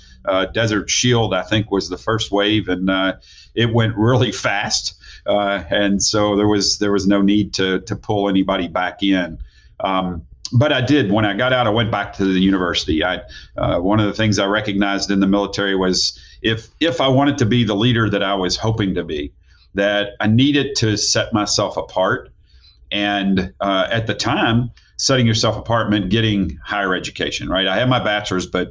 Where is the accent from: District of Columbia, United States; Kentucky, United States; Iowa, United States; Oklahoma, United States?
Kentucky, United States; Louisville; moved away as an adult; also born or lived in Knoxville, Tennessee; now in Tennessee, United States; I was in Louisville, Kentucky. That's where I was born and raised